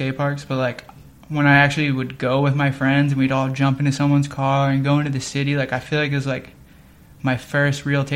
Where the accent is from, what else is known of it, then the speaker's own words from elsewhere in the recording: Toms River, New Jersey, United States; now in San Diego, United States; Toms River, New Jersey